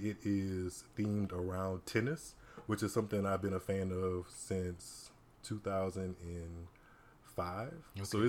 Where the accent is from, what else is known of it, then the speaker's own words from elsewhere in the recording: Ascension / St. James Parish, Louisiana, United States; also born or lived in Baton Rouge, Louisiana; I'm back in the country, so I'm originally from Louisiana. I am born in Baton Rouge, but I was raised in Ascension / St. James Parish.